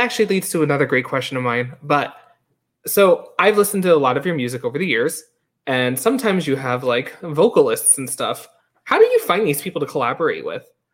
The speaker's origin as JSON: {"language": "English", "region": "New York", "country": "United States", "tie": "born or raised there", "moved": "yes", "said": "growing up in New York, like, I wasn't in the theater community growing up"}